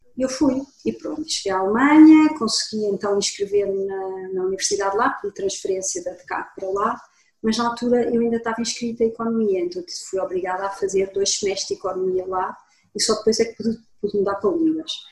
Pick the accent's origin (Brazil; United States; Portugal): Portugal; Lisbon; moved away as an adult; also born or lived in Germany; Eu sou de Lisboa, sou portuguesa, nasci aqui em Lisboa, estudei em Lisboa e até aos 20 anos fiz a escola a secundária em Lisboa.